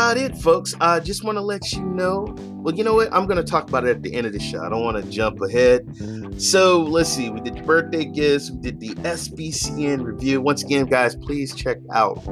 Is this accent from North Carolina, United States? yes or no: yes; North Carolina, United States; now in California, United States; I live in California, but my home state is North Carolina